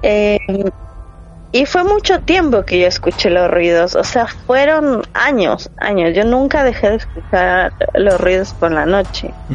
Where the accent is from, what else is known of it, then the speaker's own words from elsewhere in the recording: Quito, Pichincha, Ecuador; moved away as an adult; also born or lived in Rotterdam, Netherlands; now in Netherlands; nací en Ecuador y viví toda mi vida ahí hasta los 29 años